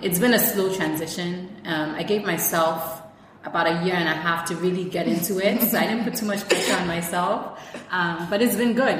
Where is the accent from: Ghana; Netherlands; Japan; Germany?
Ghana; also born or lived in Syria / Israel / Toronto, Canada; I'm full Ghanaian. Uh, I was raised, actually, I was born in Syria